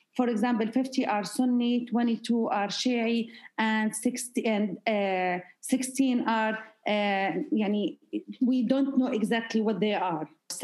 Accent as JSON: {"language": "English", "country": "Jordan", "also_born_or_lived": "United States", "moved": "as an adult", "lives_now": "Al Ain, United Arab Emirates", "said": "I'm originally from Jordan. I married in 2006, and I went to the United States with my husband."}